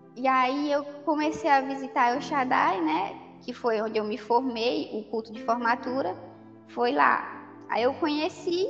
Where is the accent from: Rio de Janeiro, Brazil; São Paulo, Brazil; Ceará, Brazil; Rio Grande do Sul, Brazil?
Ceará, Brazil; Camocim; moved away as an adult; now in Parnaíba, Brazil; eu sou natural de Camusim, do Ceará. Vim morar aqui em Parnaíba para fazer faculdade de contábeis